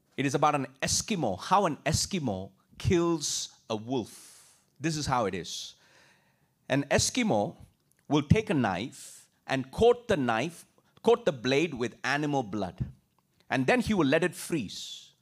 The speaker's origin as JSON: {"language": "English", "country": "India", "tie": "born or raised there", "moved": "as an adult", "said": "I grew up in India"}